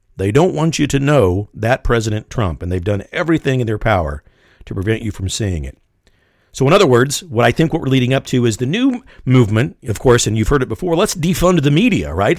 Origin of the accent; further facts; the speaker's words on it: Kansas City, Missouri, United States; I was born and raised in Kansas City